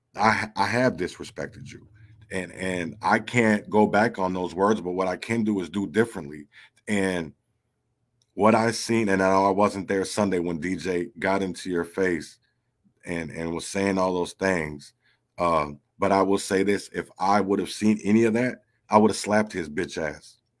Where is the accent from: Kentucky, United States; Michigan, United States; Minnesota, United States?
Minnesota, United States; Minneapolis; I grew up in North Minneapolis